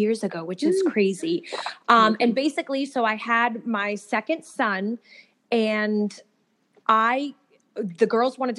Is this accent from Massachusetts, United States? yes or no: yes; Massachusetts, United States; now in Atlanta, United States; I'm from Massachusetts. So I live down in outside of Atlanta